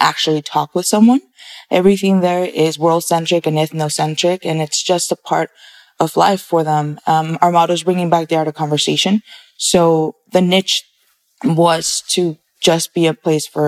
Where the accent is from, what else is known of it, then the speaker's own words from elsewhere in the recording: Arizona, United States; also born or lived in Mexico City, Mexico / California; I was born in Mexico City, Mexico, and moved to the States when I was about 8 years old, arriving to California. And then I've been in Arizona for 12 years now.